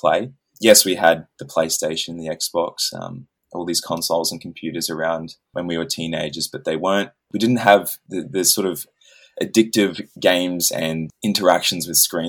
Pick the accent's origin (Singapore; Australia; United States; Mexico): Australia; I'm from Australia